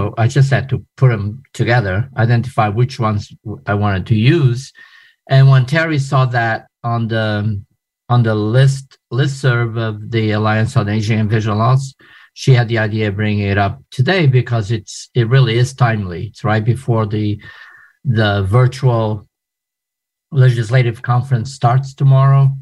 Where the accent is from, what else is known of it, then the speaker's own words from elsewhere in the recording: Portugal; moved away as an adult; also born or lived in New York City, United States / Portland, Maine, United States / Philadelphia, United States / Atlanta, United States; now in United States; I am originally from Portugal. I moved to the United States as an adult after I finished college.